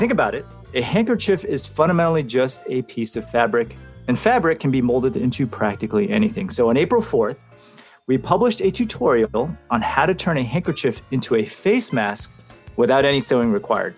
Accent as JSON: {"language": "English", "town": "Santa Clara", "region": "California", "country": "United States", "said": "I'm from Santa Clara, California in the United States"}